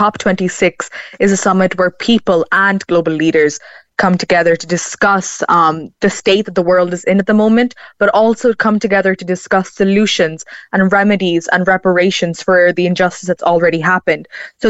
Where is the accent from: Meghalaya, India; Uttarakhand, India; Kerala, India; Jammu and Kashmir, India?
Kerala, India; So basically, I had gone home to India in 2018 because I'm from Kerala.